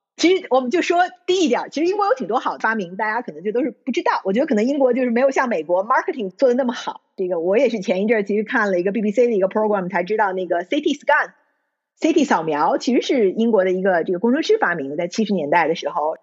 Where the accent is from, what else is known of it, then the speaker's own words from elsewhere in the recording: China; moved away as an adult; now in United Kingdom; 我在U C L读过书，我可能有一个U C L alumni的标签儿，然后我所在中国长大，我可能有一个中国人的标签儿，然后我现在住在英国，我还有一个英国人的标签儿